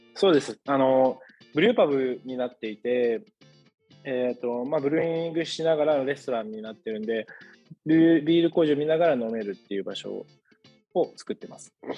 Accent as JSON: {"language": "Japanese", "region": "Kanagawa", "country": "Japan", "tie": "born or raised there", "said": "神奈川の生まれの育ちです"}